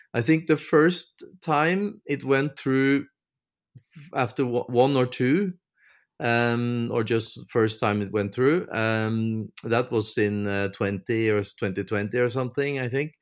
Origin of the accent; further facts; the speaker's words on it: Norway; from Norway